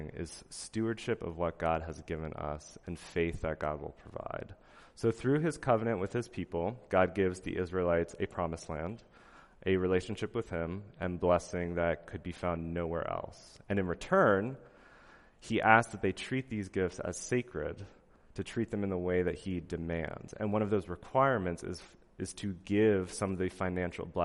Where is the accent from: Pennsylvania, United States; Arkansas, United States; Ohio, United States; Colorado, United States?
Pennsylvania, United States; moved away; I'm from Amish country in Pennsylvania